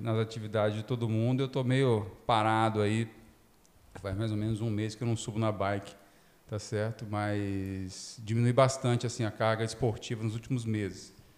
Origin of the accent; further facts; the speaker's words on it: Espírito Santo, Brazil; moved away as an adult; also born or lived in São Paulo; Eu sou formado na Federal do Espírito Santo, onde minha família mora. E na, até o final da faculdade eu jogava voleibol, fui seleção estadual lá na época, juvenil